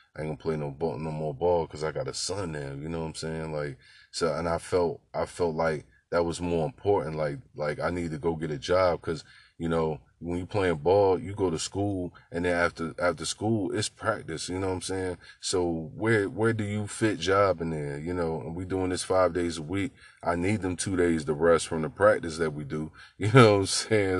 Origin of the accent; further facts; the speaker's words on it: Newport News, Virginia, United States; the childhood experience growing up in Newport News was for me